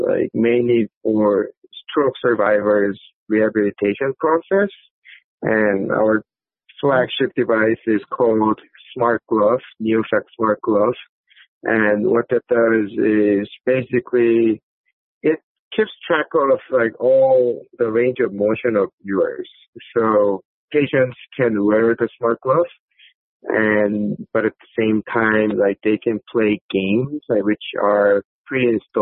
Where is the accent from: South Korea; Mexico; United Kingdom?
South Korea; I was actually born and raised in South Korea